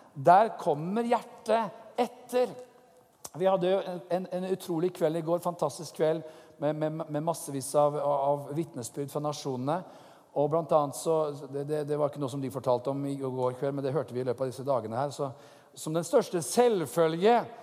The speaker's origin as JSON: {"language": "Norwegian", "country": "Norway", "said": "som nordmann"}